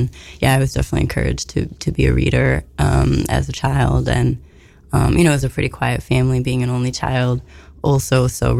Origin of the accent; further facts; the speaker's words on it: Utica, New York, United States; also born or lived in Manhattan, New York City / Park Slope, Brooklyn; now in Connecticut, United States; I grew up in Park Slope until I was like a toddler, and then we moved upstate to Utica.